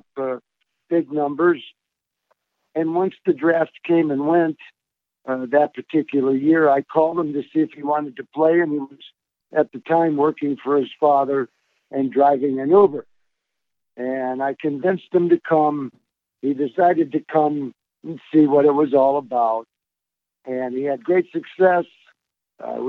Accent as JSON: {"language": "English", "town": "Detroit", "region": "Michigan", "country": "United States", "tie": "born or raised there", "also_born_or_lived": "Troy, Michigan", "said": "I grew up in Detroit. I raised my kids in Troy, Michigan"}